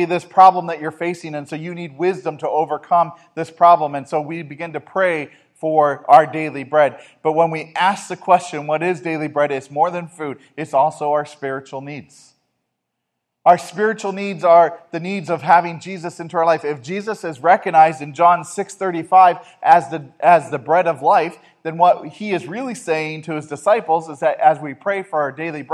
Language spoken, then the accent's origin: English; United States; as American Christians